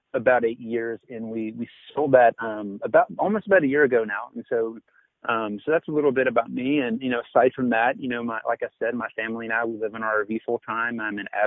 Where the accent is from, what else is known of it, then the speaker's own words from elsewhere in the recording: Denton, Texas, United States; We're actually in Denton, Texas, which is my hometown